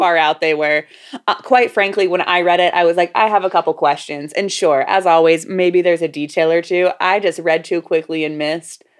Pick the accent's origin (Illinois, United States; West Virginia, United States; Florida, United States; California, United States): Florida, United States; growing up in Florida